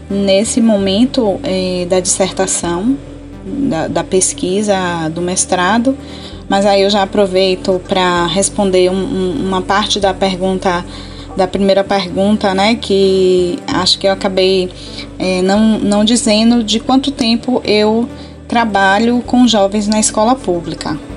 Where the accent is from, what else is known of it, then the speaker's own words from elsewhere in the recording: Tucano, Bahia, Brazil; born there; eu trabalhei na zona rural do município de Tucano, né, mais especificamente no lugar onde eu nasci, a Rua Nova.